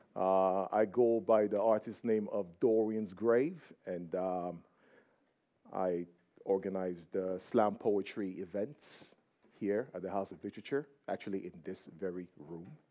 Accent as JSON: {"language": "English", "country": "Nigeria", "said": "I'm from Nigeria"}